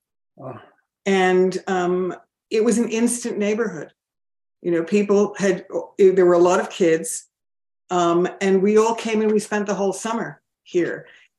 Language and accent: English; New Jersey, United States; born there; I was born in New Jersey. My parents bought a Leisurama in 1964, so original owners. And so I've been coming to Montauk virtually all my life.